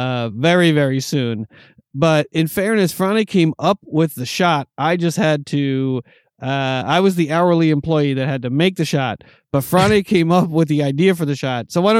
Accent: New York, United States; You know, growing up in New York, it has something to do with the Red Sox, the Patriots. You know, but growing up in New York as a Yankee fan

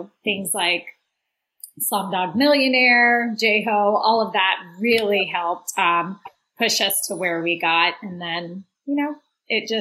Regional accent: Mississippi, United States; moved away as an adult; also born or lived in Atlanta, Georgia / India / Baton Rouge, Louisiana / Washington, District of Columbia, United States; I grew up in Mississippi. I am a Mississippi girl

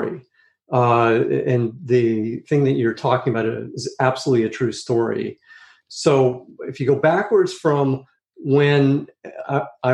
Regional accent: Chicago, Illinois, United States; also born or lived in New York; now in California, United States; I grew up in Chicago, and then my family moved to New York for a couple of years, and then to California. And I've been in California ever since

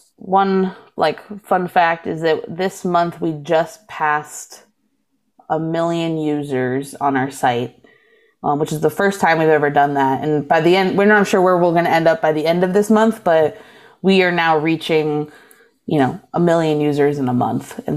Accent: East Coast, United States; moved away as an adult; now in Milwaukee, United States; I grew up on the East Coast

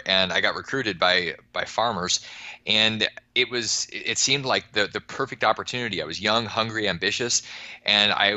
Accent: just outside of Anchorage, Alaska, United States; I grew up just outside of Anchorage, so it's kind of the civilization part of Alaska

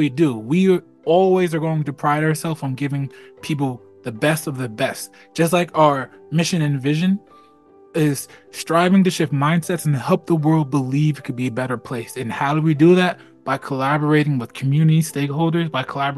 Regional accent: Plainfield, New Jersey, United States; Growing up in Plainfield

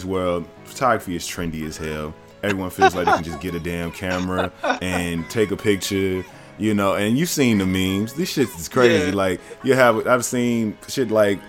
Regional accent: the South, United States; moved away; I'm from the South originally

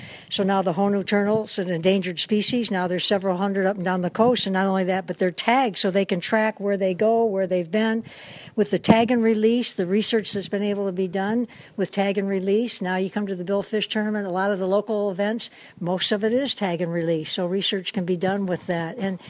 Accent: Michigan, United States; now in Hawaii, United States; I'm from the Midwest, Michigan.

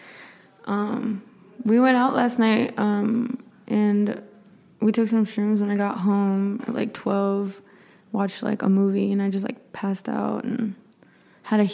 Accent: San Antonio, Texas, United States; I'm actually born and raised in San Antonio

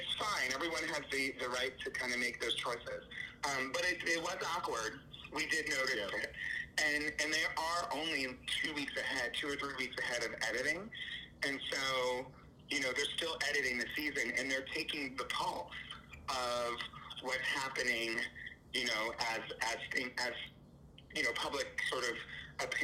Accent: New York City, New York, United States; I'm from New York

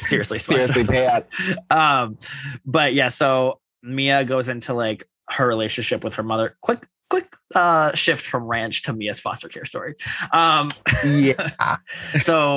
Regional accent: Ohio, United States; I'm from Ohio

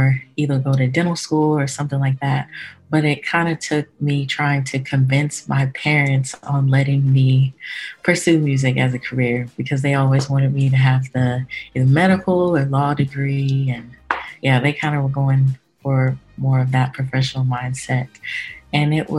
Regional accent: Oklahoma City, Oklahoma, United States; I'm from Oklahoma City, Oklahoma

